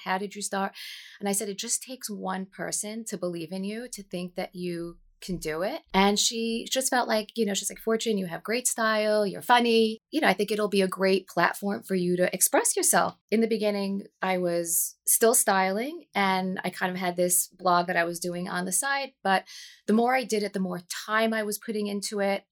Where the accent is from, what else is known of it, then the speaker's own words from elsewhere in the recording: New Jersey, United States; born and raised, um, in New Jersey